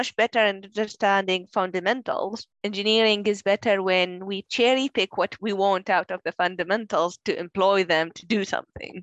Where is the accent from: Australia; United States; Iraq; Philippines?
Iraq; moved away as an adult; now in United Kingdom; I'm originally from Iraq, where I did my undergrad.